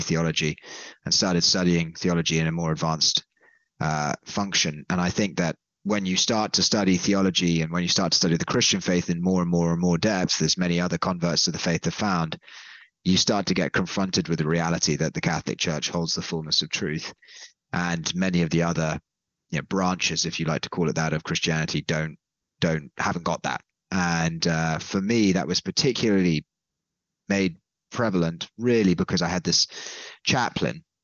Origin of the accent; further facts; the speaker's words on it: London, United Kingdom; I'm from London originally